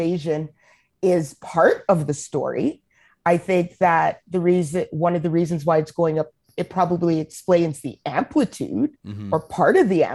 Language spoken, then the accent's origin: English; Edmonton, Alberta, Canada; moved away as an adult; also born or lived in Calgary; now in Ottawa, Canada; I grew up in Edmonton